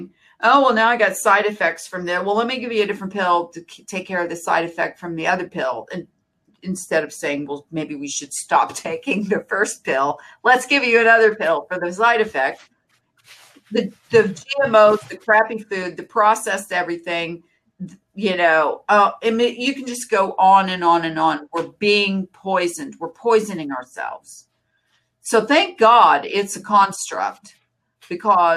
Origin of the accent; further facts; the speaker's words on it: United States; as an American